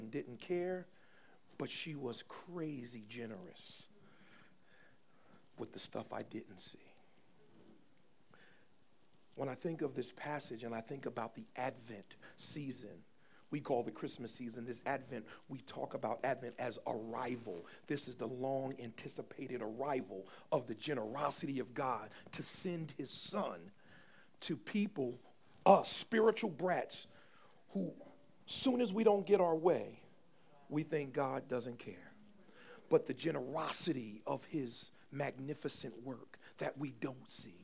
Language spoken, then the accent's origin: English; Paterson, New Jersey, United States; I grew up in Paterson, New Jersey